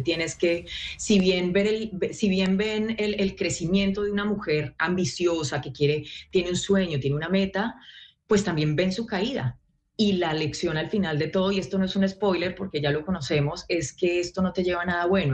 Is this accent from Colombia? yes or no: yes; Colombia; moved away as an adult; now in Los Angeles, United States; soy la única colombiana en ese set representando al país